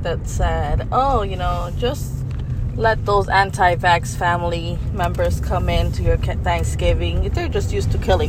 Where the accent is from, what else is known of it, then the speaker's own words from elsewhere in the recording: Miami, Florida, United States; I grew up in the Little Havana area.